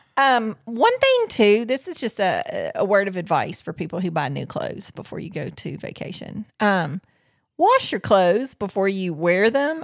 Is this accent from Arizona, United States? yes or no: no; Tennessee, United States; We're from Tennessee.